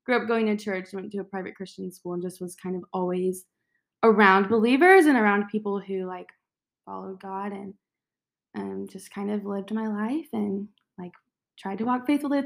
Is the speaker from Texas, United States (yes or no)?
yes; Dallas, Texas, United States; I am from Dallas, go to A&M.